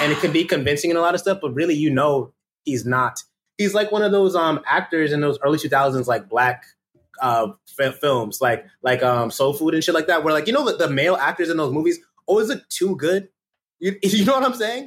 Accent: Connecticut, United States; I, am from Connecticut

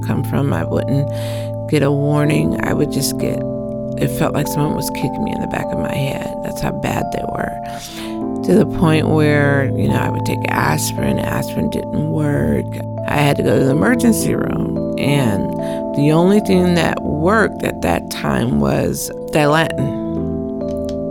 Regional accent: Portland, Oregon, United States; I was raised here in Portland, Oregon

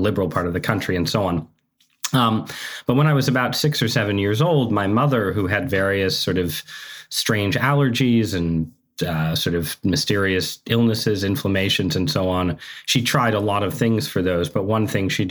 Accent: Southern Connecticut, United States; I grew up in Southern Connecticut

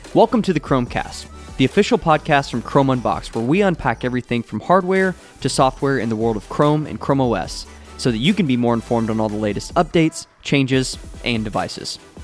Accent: Kentucky, United States; I'm from Kentucky

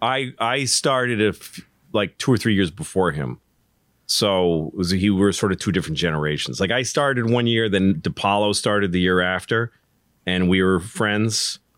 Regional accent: Newton, Massachusetts, United States; I grew up in Newton

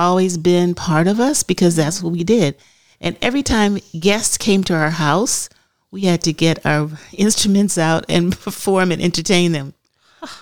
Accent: Los Angeles, California, United States; also born or lived in Altadena, California / Marina del Rey, California; in the back bedroom of 1522 East 55th Street in Los Angeles, California

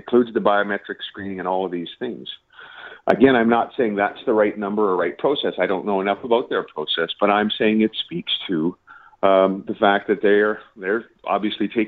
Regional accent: Canada; as a Canadian

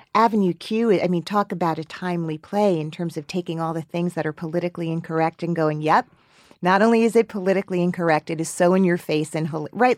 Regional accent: Teaneck, New Jersey, United States; me growing up in Teaneck

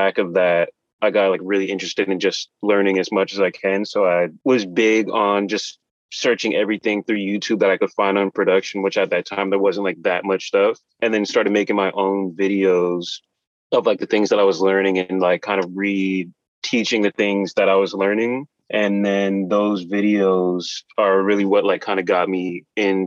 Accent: New York, United States; I was born in Brooklyn

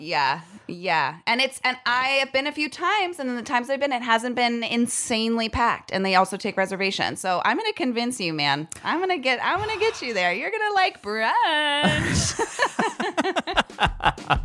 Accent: San Jose, California, United States; I was born in San Jose

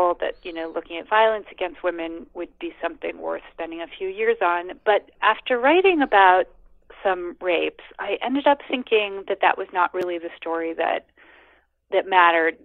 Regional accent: United States; moved away; also born or lived in India; as an American

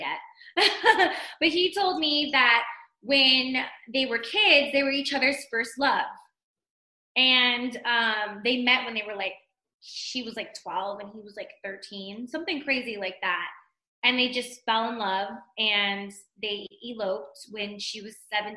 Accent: Pasadena, California, United States; moved away as an adult; also born or lived in Montebello, California; now in Henderson, United States; I'm from Pasadena, California. So born and raised, I was born in Montebello and then raised in Pasadena, South Pasadena

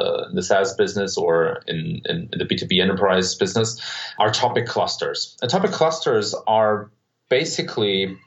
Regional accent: Germany; So I was born and raised in Germany

